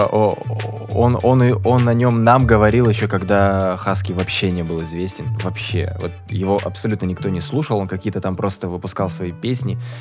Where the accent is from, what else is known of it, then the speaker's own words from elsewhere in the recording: Surgut, Khanty-Mansi Autonomous Okrug, Russia; Мы из Сургута.